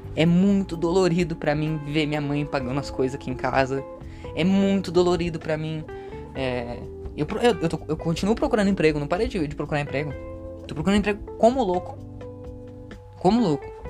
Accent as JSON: {"language": "Portuguese", "country": "Brazil", "tie": "born or raised there", "said": "eu nasci no Brasil"}